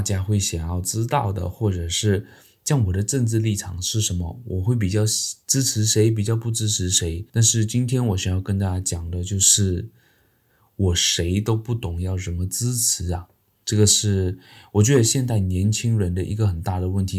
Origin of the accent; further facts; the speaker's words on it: Malaysia; 那明天呢，就是我们马来西亚的这个大选呐。